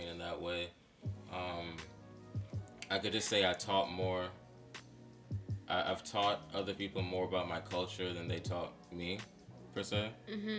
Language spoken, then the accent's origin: English; Boston, Massachusetts, United States; growing up in Boston, Dorchester to be specific